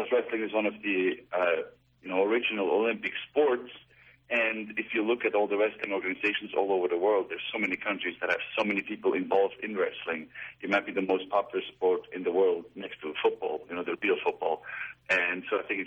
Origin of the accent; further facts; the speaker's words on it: Switzerland; now in United States; I was born in Switzerland